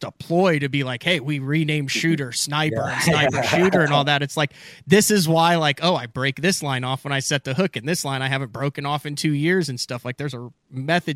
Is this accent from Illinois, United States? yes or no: yes; Illinois, United States; I grew up in Illinois